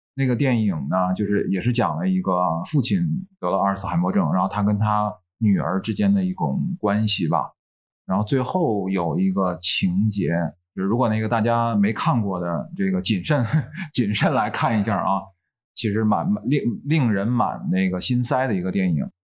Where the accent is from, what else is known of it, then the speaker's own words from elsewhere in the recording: Tianjin, China; accent: Tianjin dialect; 像我们天津，我，我是天津的，那我天津话，我随口就说